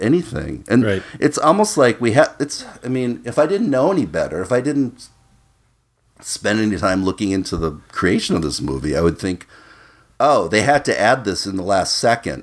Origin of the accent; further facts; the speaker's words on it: Minnesota, United States; growing up in Minnesota